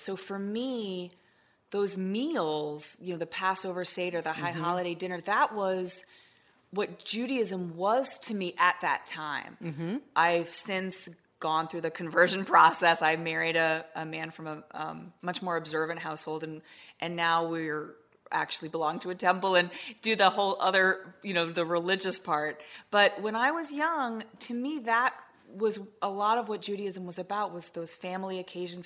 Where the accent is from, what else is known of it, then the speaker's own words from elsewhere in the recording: Washington, District of Columbia, United States; also born or lived in France; growing up in Washington, D.C., where I grew up